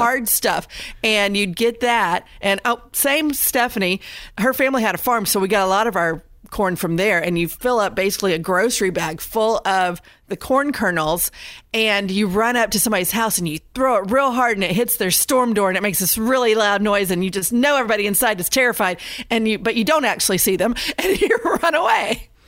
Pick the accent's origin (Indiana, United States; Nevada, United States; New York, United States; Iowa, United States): Indiana, United States; now in North Carolina, United States; I grew up in Indiana.